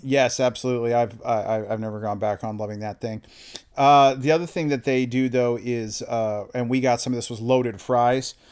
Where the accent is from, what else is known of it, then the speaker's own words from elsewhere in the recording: Northern California, United States; now in Monroe, United States; I'm from NorCal originally